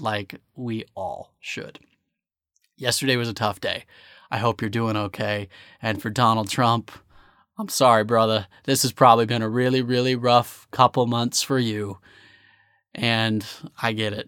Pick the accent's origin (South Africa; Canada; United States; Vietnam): United States; As a American